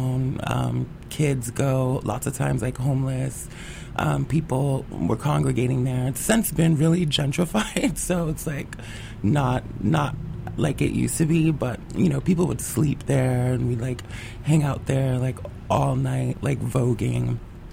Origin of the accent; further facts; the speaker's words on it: New York City, New York, United States; growing up in the Bronx